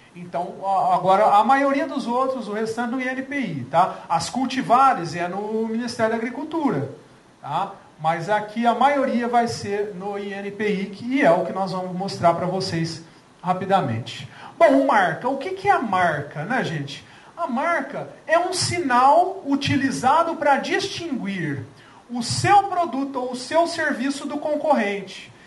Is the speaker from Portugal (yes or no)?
no; Franca, São Paulo, Brazil; eu não sou mineiro, sou francano, quase mineiro